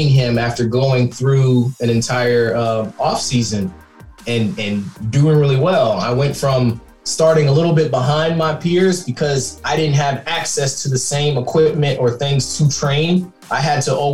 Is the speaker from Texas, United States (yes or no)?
yes; Katy, Texas, United States; I came from Katy High School, which is like a major football team and high school tradition